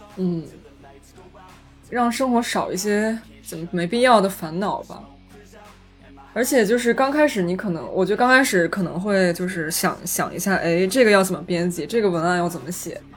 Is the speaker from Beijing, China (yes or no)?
yes; Beijing, China; moved away; 我作为北京人